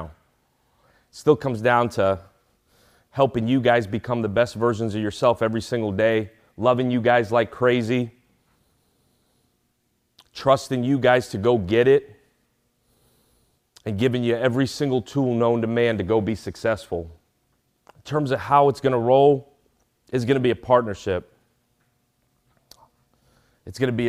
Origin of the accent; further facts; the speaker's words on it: New York City, New York, United States; moved away; I'm the son of immigrants. I grew up in Brooklyn, New York, without a whole lot of anything